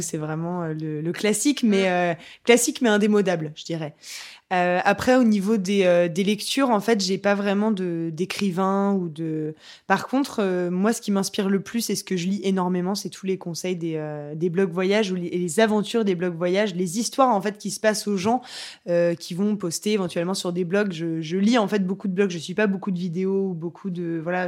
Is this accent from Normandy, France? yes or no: yes; Le Havre, Normandy, France; je suis du Havre